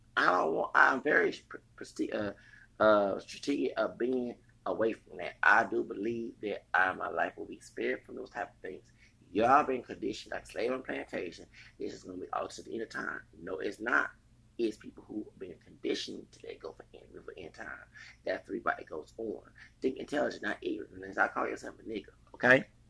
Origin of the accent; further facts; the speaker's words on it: Houston, Texas, United States; I'm from Texas, the plantation states